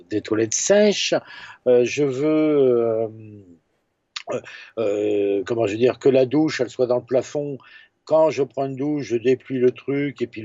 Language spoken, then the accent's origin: French; Brittany, France; comme il s'était dit que je venais de Bretagne, bah, tous les Bretons de saint priest passaient